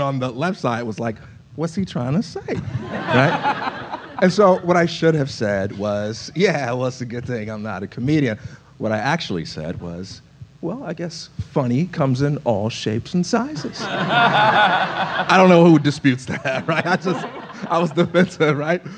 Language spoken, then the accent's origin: English; Chicago, Illinois, United States; I'm from Chicago.